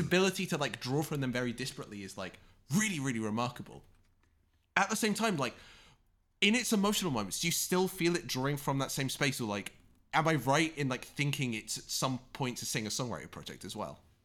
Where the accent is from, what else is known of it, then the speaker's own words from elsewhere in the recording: United Kingdom; both being British